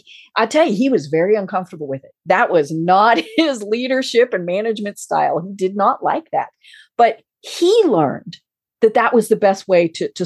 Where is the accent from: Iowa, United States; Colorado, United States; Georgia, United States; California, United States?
Colorado, United States; moved away; also born or lived in Atlanta; You know, I am from Colorado.